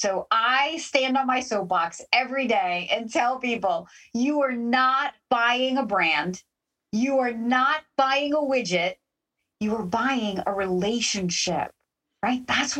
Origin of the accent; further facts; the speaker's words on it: Canada; Okay. So being a Canadian, I thought you were going to say Tim Hortons.